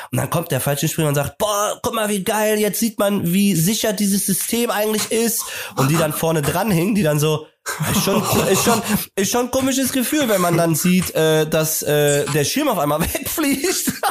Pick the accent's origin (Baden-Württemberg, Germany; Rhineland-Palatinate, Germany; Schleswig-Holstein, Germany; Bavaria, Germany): Bavaria, Germany; now in Hamburg, Germany; aber ich komme aus Bayern. Nee, ich komme gar nicht aus Bremen, stimmt.